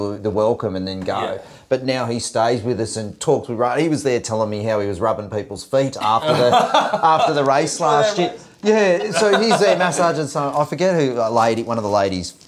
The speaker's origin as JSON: {"language": "English", "town": "Sydney", "region": "New South Wales", "country": "Australia", "tie": "born or raised there", "moved": "as an adult", "lives_now": "Glass House Mountains, Australia", "said": "growing up in Sydney, We didn't learn much about Indigenous culture."}